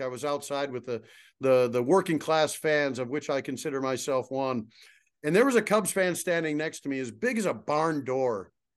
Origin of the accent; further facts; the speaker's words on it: suburbs of Chicago, Illinois, United States; as a kid growing up outside of Chicago in the suburbs